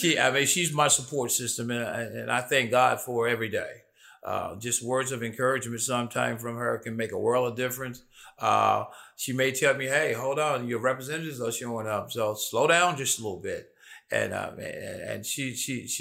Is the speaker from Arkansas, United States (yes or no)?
no; Memphis, Tennessee, United States; born and bred Memphis, Tennessee, South Memphis, born and bred in South Memphis